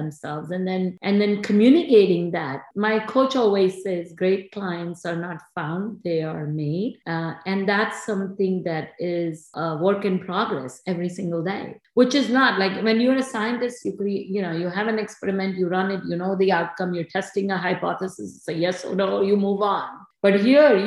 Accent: India; moved away as an adult; now in New Jersey, United States; I grew up in India in the 70s.

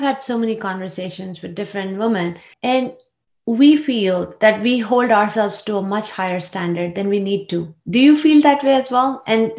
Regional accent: India; moved away; I grew up in India

